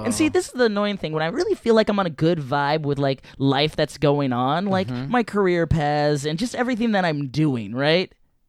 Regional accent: Southern California, United States; I'm from Southern California

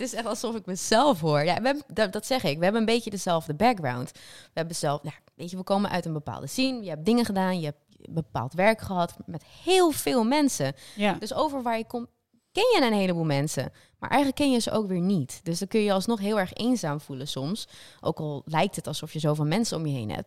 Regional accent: North Holland, Netherlands; moved away; also born or lived in south of the Netherlands

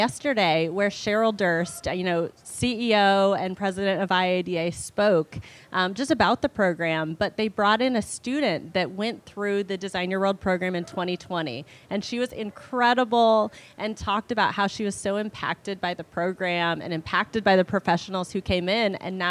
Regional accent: Indiana, United States; moved away as an adult; now in Miami, United States; I live in Miami, Florida. I'm a Midwesterner from Indiana, but I've been in Miami about 10 years.

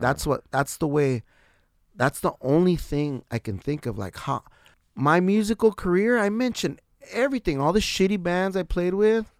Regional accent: San Diego, California, United States; I represent San Diego wherever I go, like, That's my shit. I'm from San Diego, wherever I'm

